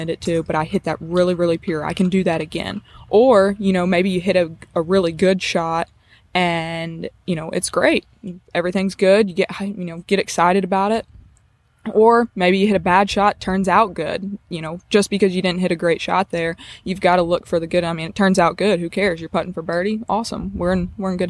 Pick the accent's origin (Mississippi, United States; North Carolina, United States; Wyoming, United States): Mississippi, United States; South; I'm from South Mississippi